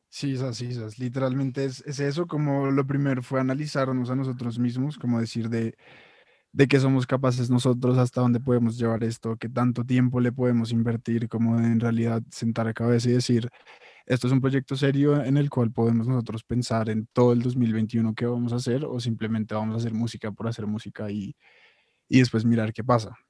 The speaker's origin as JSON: {"language": "Spanish", "country": "Colombia"}